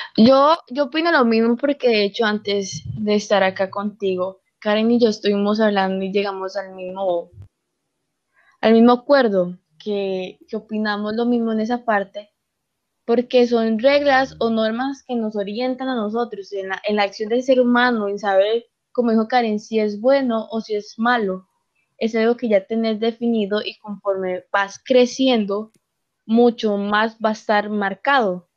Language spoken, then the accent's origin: Spanish; Costa Rica; soy costarricense, orgullosa, cética pura